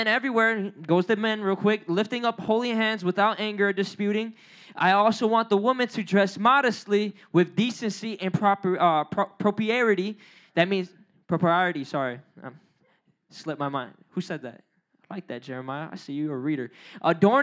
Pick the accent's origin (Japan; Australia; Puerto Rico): Puerto Rico; I'm Puerto Rican. I know I don't look like it, but I'm Puerto Rican.